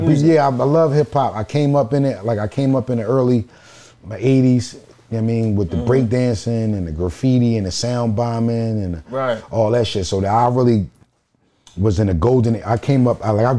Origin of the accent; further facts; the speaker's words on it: Philadelphia, Pennsylvania, United States; I'm from the project, I'm from Bartram Village.